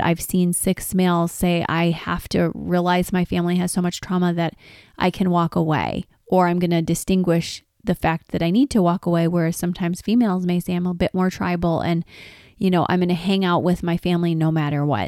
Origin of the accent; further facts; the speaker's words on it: Detroit, Michigan, United States; I'm from Detroit.